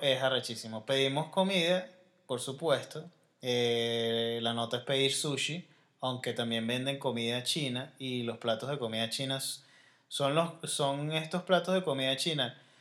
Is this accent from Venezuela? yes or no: yes; Venezuela; Yo soy venezolano